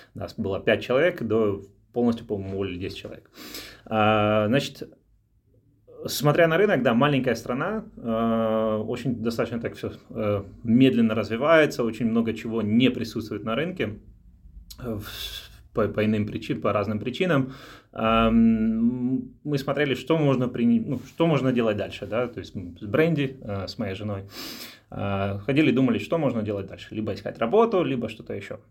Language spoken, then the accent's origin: Russian; Dnipro, Dnipropetrovsk Oblast, Ukraine; moved away as an adult; also born or lived in England / Netherlands / Belgium; now in Luxembourg; я из Украины, а, из города Днепропетровск